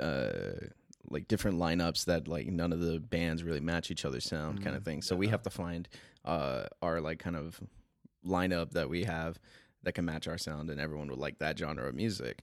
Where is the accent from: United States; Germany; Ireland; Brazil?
United States; Fontana, California; also born or lived in San Bernardino; When the band first started, we actually first started in Fontana